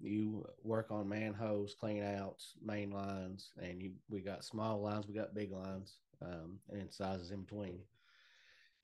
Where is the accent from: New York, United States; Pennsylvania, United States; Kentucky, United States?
Kentucky, United States; Morehead; I am from Round County, Kentucky.